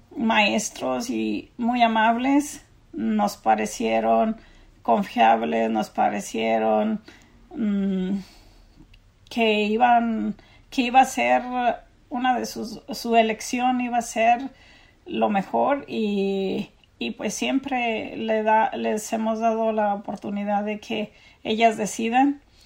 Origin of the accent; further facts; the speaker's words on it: Mexico; moved away as an adult; now in San Diego County, United States; nosotros somos una familia inmigrante de México y llegamos al condado de San Diego ah, cuando Jocelyn tenía nueve años